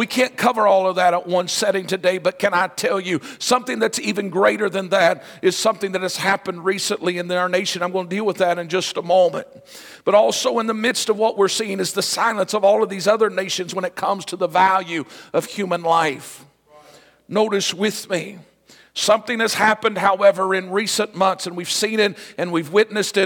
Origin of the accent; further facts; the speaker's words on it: United States; I am proud to be an American